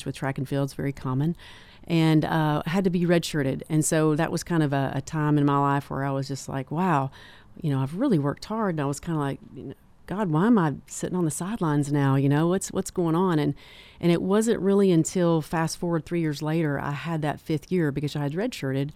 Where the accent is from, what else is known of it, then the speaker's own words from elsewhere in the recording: Manchester, Tennessee, United States; also born or lived in Knoxville; I'm from Manchester and also started the Tullahoma Clinic